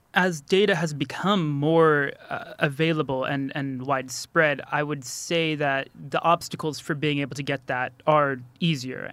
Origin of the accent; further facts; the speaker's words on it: United States; now in Kurdistan, Iraq; As an American